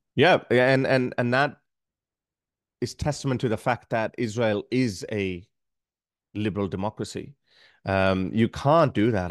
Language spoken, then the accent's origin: English; Pakistan; moved away as an adult; now in Australia; being a Pakistani